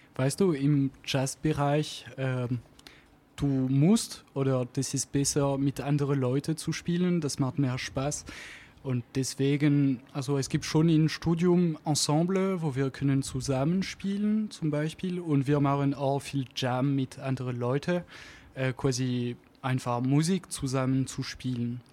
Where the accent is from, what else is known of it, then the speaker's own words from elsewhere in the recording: Auvergne-Rhône-Alpes, France; accent: French; German is a second language; moved away as an adult; now in Stuttgart, Germany; ich komme aus Anzig in der Alpen